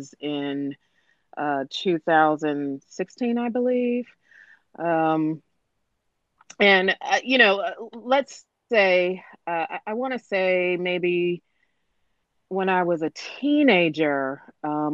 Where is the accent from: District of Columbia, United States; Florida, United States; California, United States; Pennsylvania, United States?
District of Columbia, United States; Washington; I'm from the Washington, D.C. metropolitan area